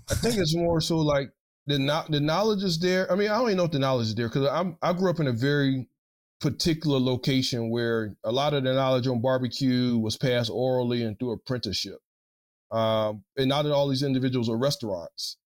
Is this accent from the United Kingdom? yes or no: no; South Carolina, United States; now in Louisiana, United States